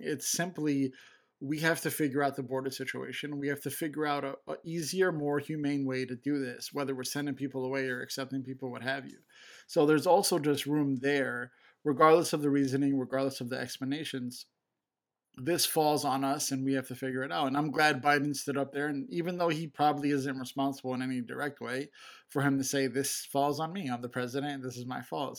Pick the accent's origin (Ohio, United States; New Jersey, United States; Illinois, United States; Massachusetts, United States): Illinois, United States; Chicago; I'm from Chicago